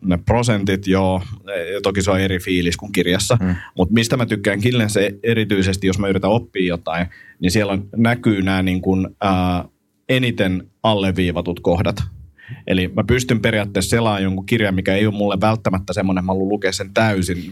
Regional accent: Finland; mä oon Suomesta

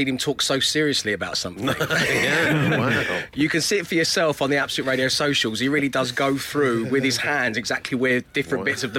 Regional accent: London, United Kingdom; growing up in Southeast London.

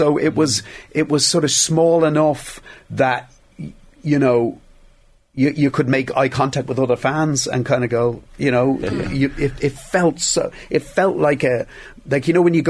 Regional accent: Dublin, Leinster, Ireland; I was from Dublin. I had no interest in hurling

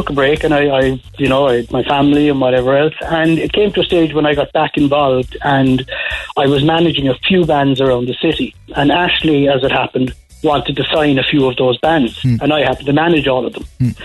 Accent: Cork, Munster, Ireland; Originally from Ballyvillan. Carrigal and Ballyvillan.

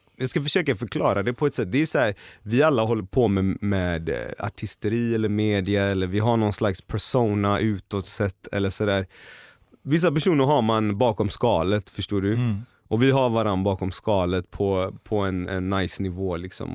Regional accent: Gothenburg, Västra Götaland, Sweden; moved away as an adult; now in Stockholm, Sweden; Nu älskar jag Göteborg ännu mer för jag kommer tillbaka på helgerna. Jag, jag är där, jag träffar mina vänner, min familj

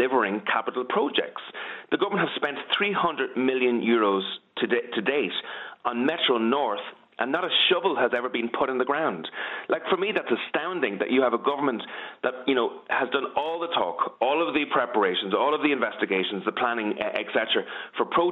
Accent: County Meath, Ireland; I'm obviously from Meath

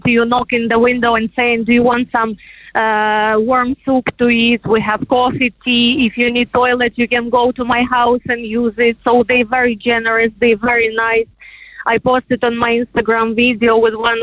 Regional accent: Ukraine; moved away as an adult; now in Ireland; I live already 8 years in Ireland. And for me, it was very bad luck to come back to Ukraine

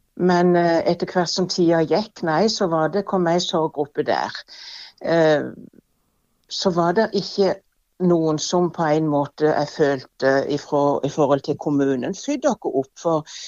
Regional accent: Evje, Agder, Norway; jeg er jo fra Evje sjøl

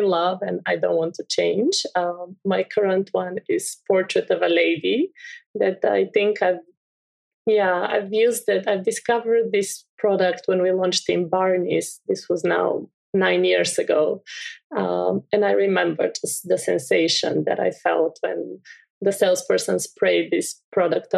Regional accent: Bulgaria; I'm from Bulgaria. I grew up with these beautiful fields.

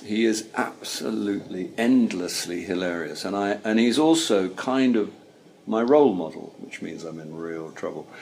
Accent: Caterham, South East England, United Kingdom; I grew up in Caterham, which is near Croydon.

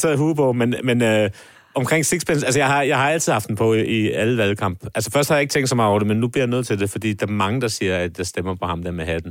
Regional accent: Copenhagen, Capital Region of Denmark, Denmark; min barndom på Nørrebro

